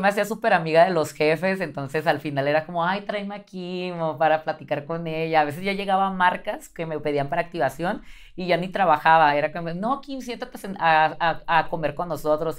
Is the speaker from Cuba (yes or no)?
no; Tijuana, Baja California, Mexico; moved away as an adult; now in Mexico City, Mexico; soy de Tijuana